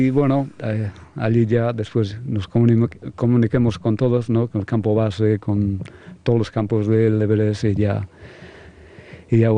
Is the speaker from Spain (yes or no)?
yes; Basque Country, Spain; Ya, que de los mejores eh, somos nosotros, los vascos, porque sois como la familia para mí.